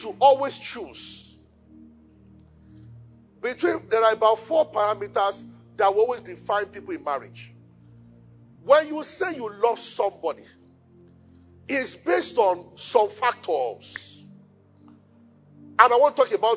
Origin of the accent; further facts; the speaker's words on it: Yorubaland, Nigeria; I'm from Yoruba